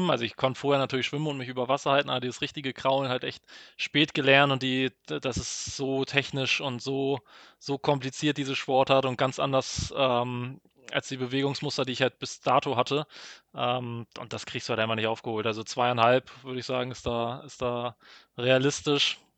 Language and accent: German; Hamburg, Germany; Das eine ist ähm, Ironman Hamburg, also jetzt hier in meiner Heimatstadt.